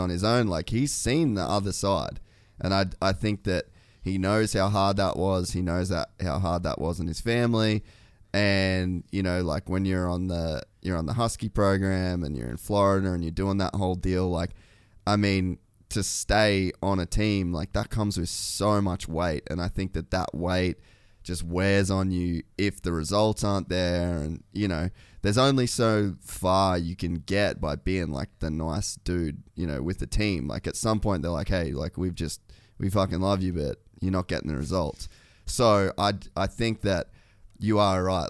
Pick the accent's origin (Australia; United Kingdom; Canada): Australia; moved away; also born or lived in United States; I'm Australian